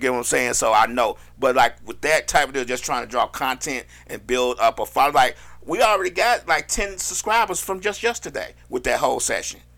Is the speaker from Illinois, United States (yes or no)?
yes; Chicago, Illinois, United States; now in Atlanta, United States; I'm from Chicago